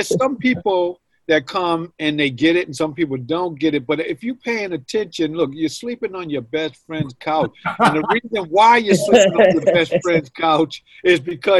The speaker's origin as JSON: {"language": "English", "town": "Boston", "region": "Massachusetts", "country": "United States", "tie": "born or raised there", "said": "You know, they come from my hometown here in Boston, Mass."}